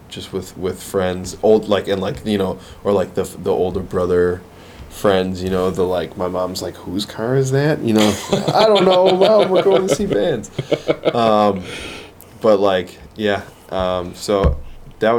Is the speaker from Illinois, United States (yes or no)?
no; Lockport, New York, United States; I'm from Lockport, New York